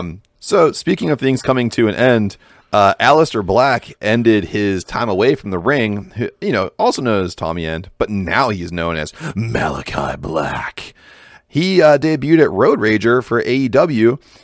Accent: Pittsburgh, Pennsylvania, United States; accent: Pittsburgh; I'm going to get my Pittsburgh accent out of the way here.

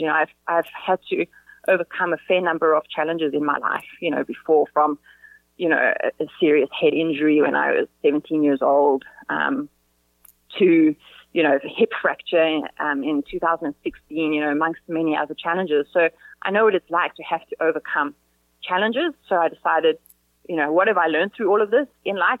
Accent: South Africa; now in Spain; we're South African

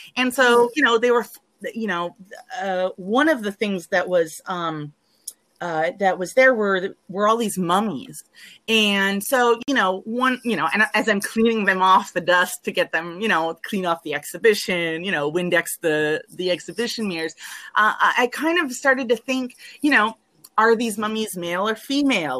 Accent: Washington, D.C. metro area, Virginia, United States; I'm from Virginia, the Washington, D.C. metro area.

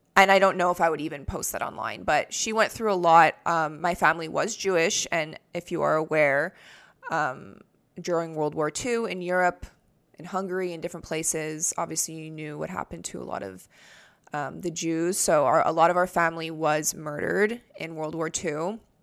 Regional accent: Canada; I'm Canadian

